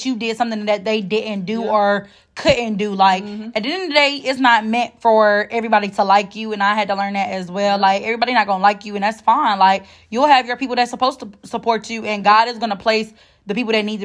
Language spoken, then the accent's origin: English; Detroit, Michigan, United States; now in Durham, United States; I'm from Detroit